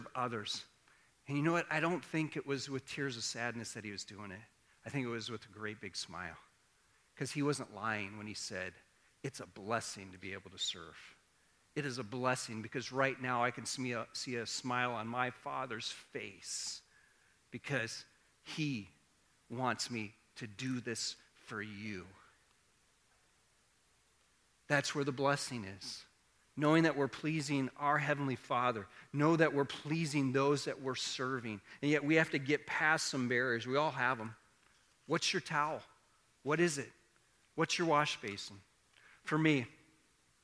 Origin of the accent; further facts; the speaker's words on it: Iowa, United States; I grew up in Iowa